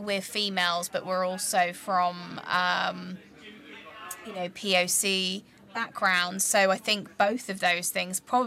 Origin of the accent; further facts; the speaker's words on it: Croydon, London, United Kingdom; also born or lived in Nottingham; growing up in Croydon and then going to Nottingham as a university